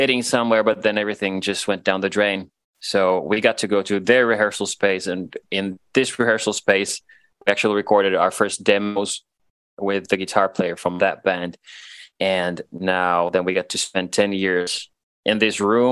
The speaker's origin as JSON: {"language": "English", "town": "Vantaa", "region": "Uusimaa", "country": "Finland", "first_language": "Swedish", "second_language": "English", "said": "we're from Tikkurila, very proud of it"}